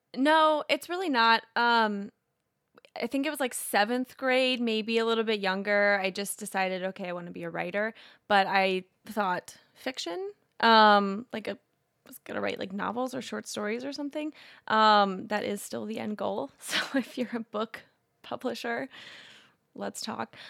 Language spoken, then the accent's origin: English; Indiana, United States; growing up in Indiana, having family from, all from Kentucky, both sides